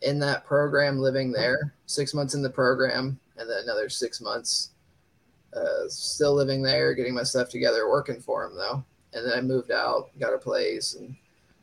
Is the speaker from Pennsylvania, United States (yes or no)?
no; Dayton, Ohio, United States; I'm from Dayton, Ohio